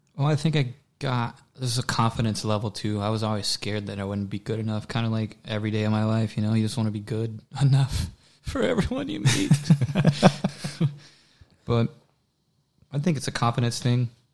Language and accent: English; Waller, Texas, United States; accent: southern drawl; The only thing about Waller in the country is like my accent will slip sometimes